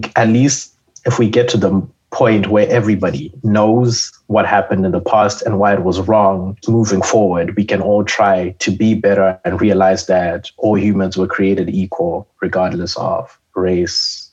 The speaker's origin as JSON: {"language": "English", "country": "Zimbabwe", "moved": "as an adult", "lives_now": "Canada", "said": "I am a student from Zimbabwe, and I am in chemical engineering."}